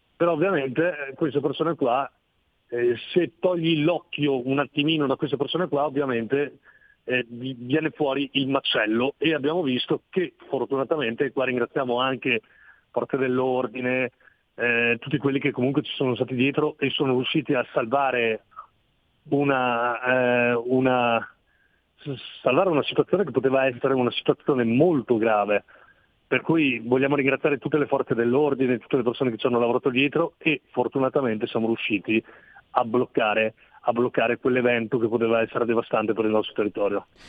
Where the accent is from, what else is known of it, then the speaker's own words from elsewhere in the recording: Castello Tesino, Trentino-Alto Adige, Italy; Castello Tesino è il paese dove sono nato io